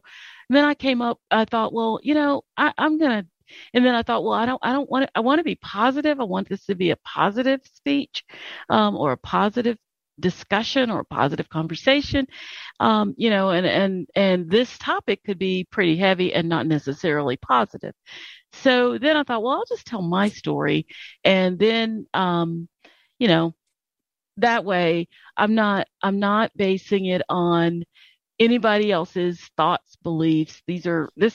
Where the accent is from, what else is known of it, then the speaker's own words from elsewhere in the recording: Charlotte, North Carolina, United States; moved away as an adult; also born or lived in Minnesota; I grew up in Charlotte, and I was mainstreamed